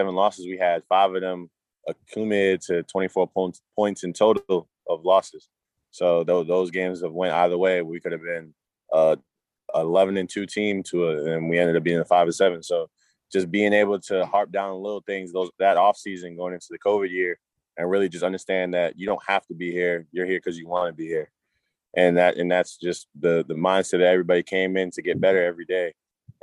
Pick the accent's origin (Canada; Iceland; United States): United States; Cambridge, Massachusetts; also born or lived in Malden, Massachusetts / Everett, Massachusetts / Conway, South Carolina; I'm from Cambridge, Mass. Originally, I moved to Malden, Mass. When I was 14 years old